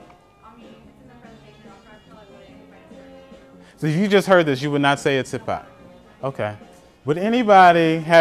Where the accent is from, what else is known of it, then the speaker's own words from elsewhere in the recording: Atlanta, Georgia, United States; I'm from Atlanta